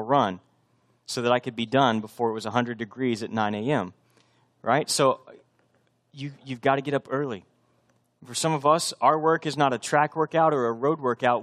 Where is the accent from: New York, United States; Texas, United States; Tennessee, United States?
Texas, United States; moved away as an adult; also born or lived in Boston; I'm from Texas, but we were living up near Boston.